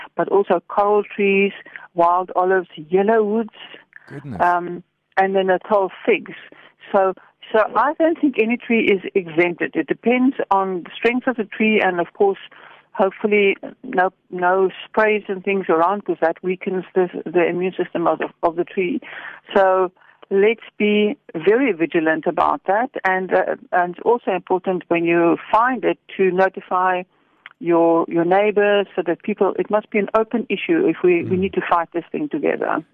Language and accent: English; Stellenbosch, Western Cape, South Africa; I come from Stellenbosch